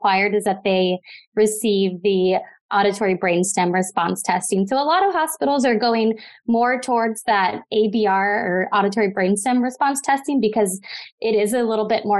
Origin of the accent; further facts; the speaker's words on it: Midwest, United States; moved away as an adult; also born or lived in Southern California; now in Los Angeles, United States; I grew up in the Midwest and have been out in Southern California for the last 5 years.